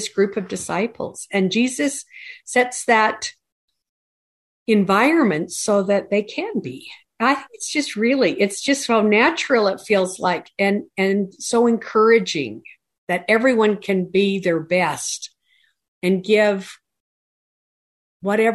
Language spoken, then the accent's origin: English; Tremonton, Utah, United States; I grew up in Tremont, Utah